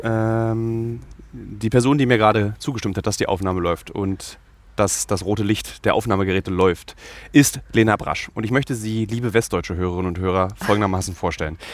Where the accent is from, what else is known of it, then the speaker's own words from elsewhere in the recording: Berlin, Germany; dass ich aus Ostberlin komme